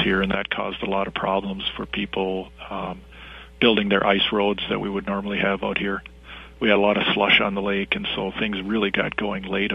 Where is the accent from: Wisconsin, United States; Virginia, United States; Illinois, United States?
Wisconsin, United States; moved away as an adult; also born or lived in Germany / Canada / Ohio; now in Minnesota, United States; I grew up in Wisconsin